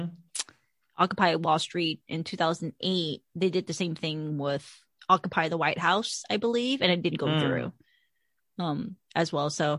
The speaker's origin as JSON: {"language": "English", "country": "United States", "tie": "born or raised there", "said": "I'm fucking American. I was born here"}